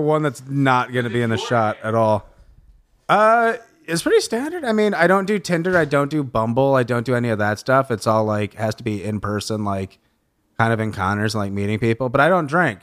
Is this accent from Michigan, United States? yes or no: yes; Lansing, Michigan, United States; now in Los Angeles, United States; I'm from Lansing, Michigan